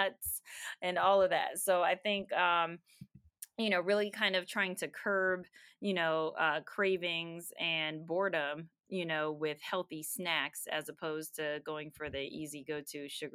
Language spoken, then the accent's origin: English; Simi Valley, California, United States; also born or lived in Boston, Massachusetts; now in Marietta, United States; I was born in Boston, moved when I was, three? To California, Southern California, and grew up there, spent my elementary school years in California